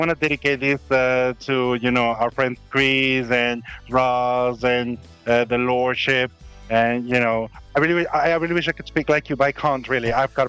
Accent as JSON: {"language": "English", "country": "Venezuela", "tie": "born or raised there", "said": "As most of you know, I'm from Venezuela. I grew up there."}